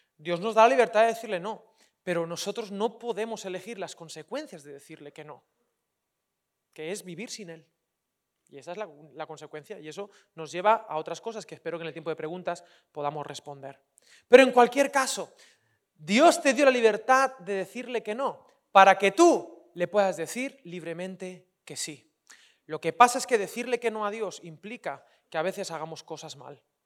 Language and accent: Spanish; Valencian Community, Spain; soy valenciano